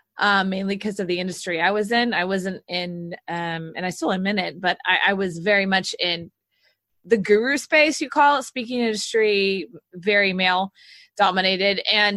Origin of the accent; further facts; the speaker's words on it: the South, United States; now in Austin, United States; So I look, I'm from the South. So, yeah.